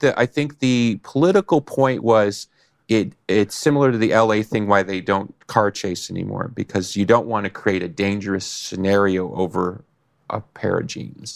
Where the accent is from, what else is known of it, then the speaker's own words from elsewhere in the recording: Chicago, Illinois, United States; I'm from Chicago, so everybody knows me